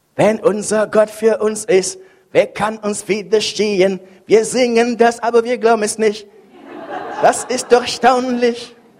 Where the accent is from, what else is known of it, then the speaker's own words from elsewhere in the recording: Cameroon; now in Bremen, Germany; Kameruns, wo ich herkomme